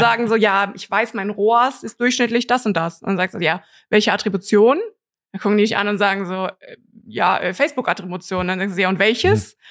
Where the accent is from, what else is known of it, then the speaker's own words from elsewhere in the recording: Cologne, North Rhine-Westphalia, Germany; bin aus Köln